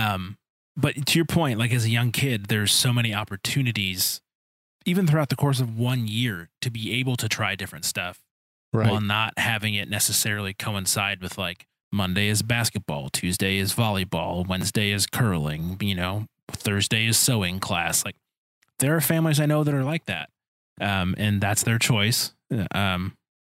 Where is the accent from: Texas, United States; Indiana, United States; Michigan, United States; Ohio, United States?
Michigan, United States; Detroit; I grew up in Detroit